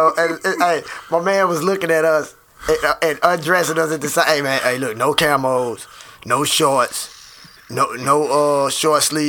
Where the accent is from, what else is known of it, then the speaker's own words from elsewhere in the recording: Wellston, Missouri, United States; I grew up in St. Louis in a small community called Wellston